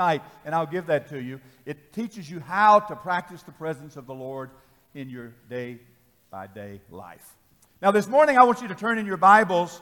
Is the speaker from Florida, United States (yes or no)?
no; Tennessee, United States; I'm from Tennessee